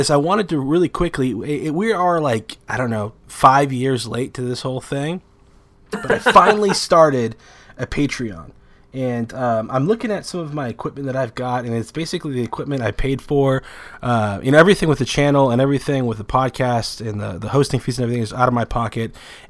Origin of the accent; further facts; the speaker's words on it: Garden Grove, California, United States; born there; Southern California, Garden Grove, California.